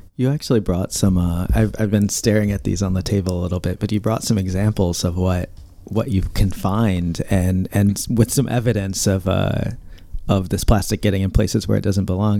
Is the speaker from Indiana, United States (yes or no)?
yes; Indiana, United States; now in East Coast, United States; I grew up in Indiana, so not a lot of water around, but now I live on the East Coast